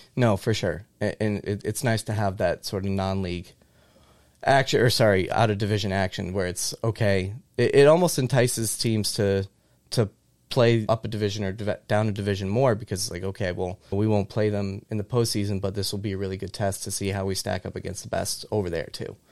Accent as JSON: {"language": "English", "region": "Central Massachusetts", "country": "United States", "tie": "born or raised there", "also_born_or_lived": "New Mexico", "said": "I grew up in Central Mass"}